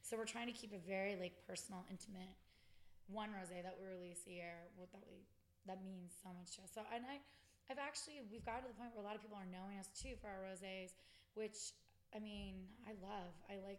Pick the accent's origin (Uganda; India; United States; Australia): United States; California; I trash talk California all the time just because we're from California